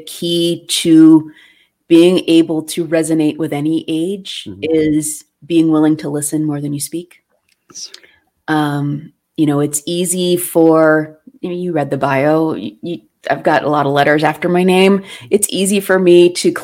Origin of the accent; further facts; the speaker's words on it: Pittsburgh, Pennsylvania, United States; I was born in Pittsburgh, so it's hard not to claim Fred Rogers as a literal neighbor when you grow up in Pittsburgh